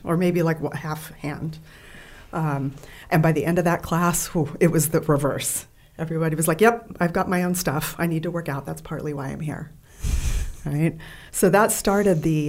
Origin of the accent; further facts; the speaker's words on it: Bay Area, California, United States; also born or lived in San Diego; I grew up in the Bay Area, California.